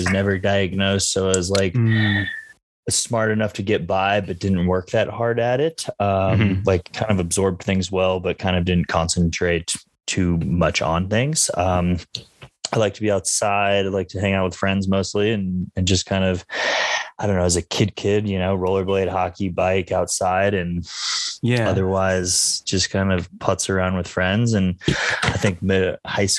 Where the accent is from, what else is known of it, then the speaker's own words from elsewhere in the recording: outside of Denver, Colorado, United States; I am from Colorado